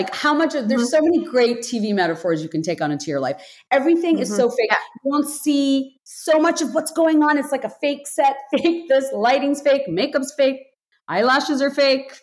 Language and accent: English; Bangladesh; moved away; I grew up in Bangladesh, deeply patriarchal society